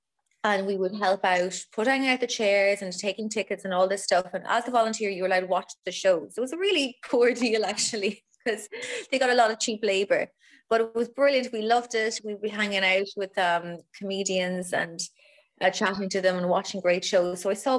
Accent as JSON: {"language": "English", "region": "East of England", "country": "United Kingdom", "accent": "Essex", "said": "It's kind of, mine is more Essex, my accent. But in Ireland, people find it fucking amazing."}